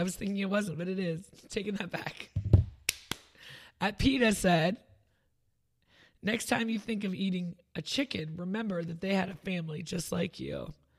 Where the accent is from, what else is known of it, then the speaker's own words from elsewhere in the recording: New York, United States; I have like a worldliness about me because I'm from New York.